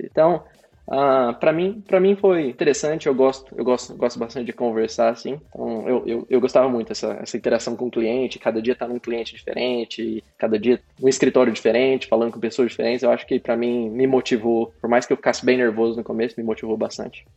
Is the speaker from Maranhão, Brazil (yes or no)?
no; Sertanópolis, Paraná, Brazil; moved away as an adult; also born or lived in São Paulo; now in Melbourne, Australia; eu morei em várias cidadezinhas do interior do Paraná, mas a maioria do tempo eu passei em Sertanópolis.